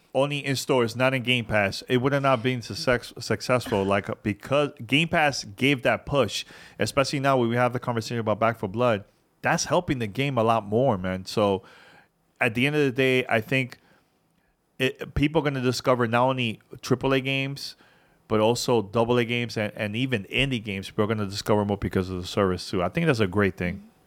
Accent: New York City, New York, United States; growing up in New York City, you know, my mom didn't really, you know, my parents didn't really have a lot of money

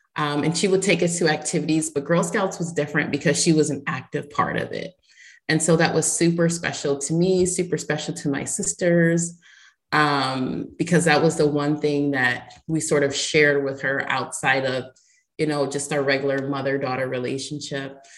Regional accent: Ohio, United States; now in Tampa, United States; I was born in Ohio

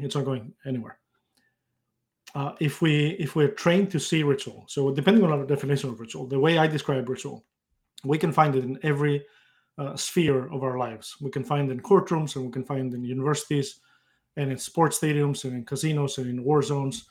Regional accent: Greece; moved away as an adult; now in United States; I grew up in Greece, uh, at a time just before the internet became, uh, available

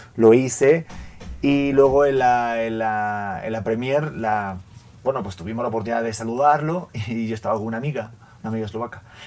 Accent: Spain; moved away as an adult; now in Mexico; yo que soy español, llevo ocho años en México

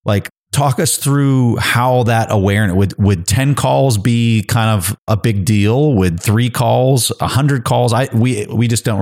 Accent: United States; as an American

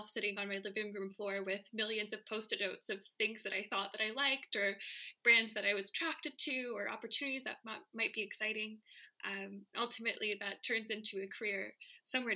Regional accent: United States; I'm American

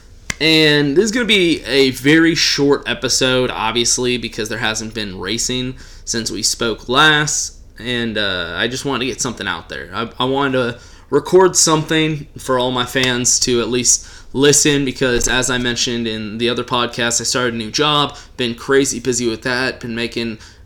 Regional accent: Texas, United States; I'm a Texan

